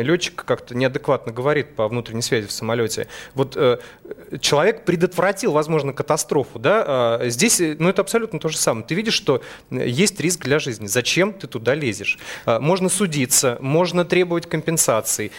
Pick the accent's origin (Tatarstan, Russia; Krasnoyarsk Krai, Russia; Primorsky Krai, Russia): Krasnoyarsk Krai, Russia; Krasnoyarsk; Я сам э, родился в Красноярске, в Сибири. Э, у нас есть традиция, как бы, у сибиряков